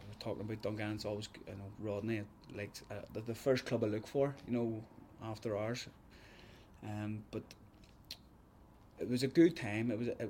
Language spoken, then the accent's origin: English; Belfast, Northern Ireland, United Kingdom; I was from Belfast.